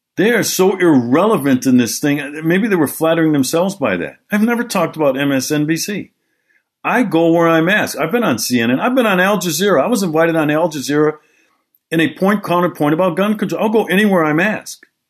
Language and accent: English; Milwaukee, Wisconsin, United States; Milwaukee, Wisconsin this past week. My hometown, I was there.